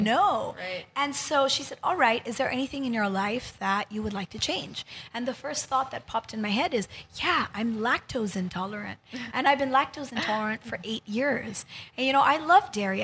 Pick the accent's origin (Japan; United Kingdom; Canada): Japan; moved away as an adult; also born or lived in United States / New York City; now in Philippines; I grew up in Japan. And um, I went to college in the U.S.